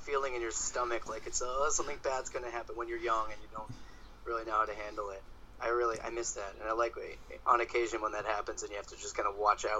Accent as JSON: {"language": "English", "town": "Toronto", "region": "Ontario", "country": "Canada", "tie": "born there", "said": "Yes. Yeah, I was born in Toronto."}